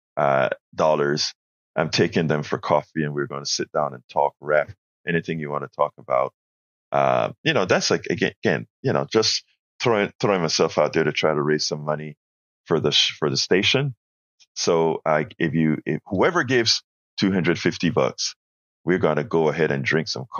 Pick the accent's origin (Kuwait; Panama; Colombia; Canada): Panama; now in United States; I'm from Panama. I'm from Central America